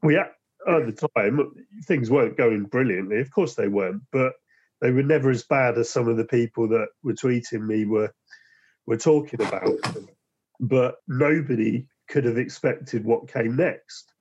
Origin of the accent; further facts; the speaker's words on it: Basingstoke, South East England, United Kingdom; I'm from Basingstoke Way as well